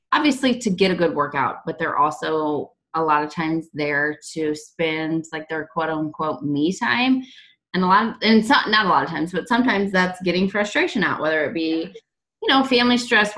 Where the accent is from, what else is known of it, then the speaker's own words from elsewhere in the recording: Illinois, United States; now in Kansas City, United States; I live currently in Kansas City. I am from Illinois and I'm moving back to Illinois soon